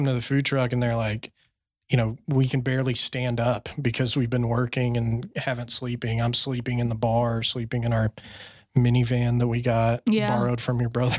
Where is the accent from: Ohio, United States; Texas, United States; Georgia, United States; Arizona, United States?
Texas, United States; Fort Worth; being in Fort Worth, my hometown, you know, where you're from